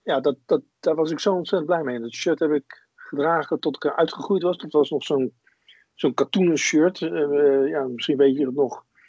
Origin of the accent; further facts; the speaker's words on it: Wateringen, South Holland, Netherlands; ik ben opgegroeid in Wateringen, dat is een, een tuindersdorp in het Westland.